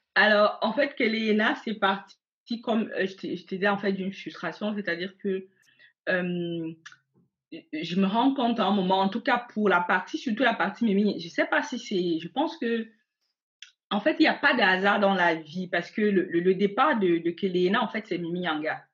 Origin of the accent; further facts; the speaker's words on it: Cameroon; moved away as an adult; now in Germany; je suis née au Cameroun. J'ai grandi au Cameroun.